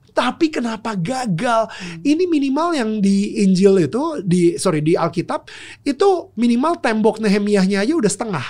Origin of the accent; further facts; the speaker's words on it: Jakarta, Indonesia; waktu kecil uh, gue tumbuh di Pluit ya itu iya. sebuah negara kecil di utara Jakarta